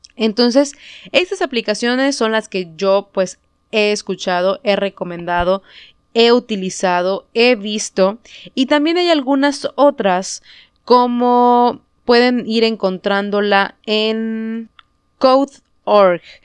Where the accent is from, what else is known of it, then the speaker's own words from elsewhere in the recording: Mexico; first language Spanish; aquí en México, que nuestra lengua nativa es el español